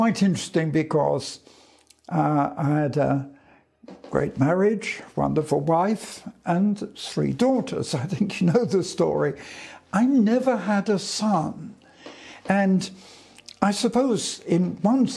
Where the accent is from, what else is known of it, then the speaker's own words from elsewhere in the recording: London, United Kingdom; in 1940, I was evacuated from London for a short time to Scotland